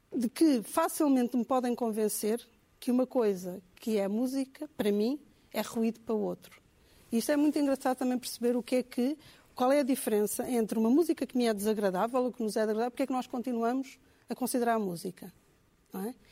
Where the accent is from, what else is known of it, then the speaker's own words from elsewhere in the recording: Angola; Eu, eu cresci em Angola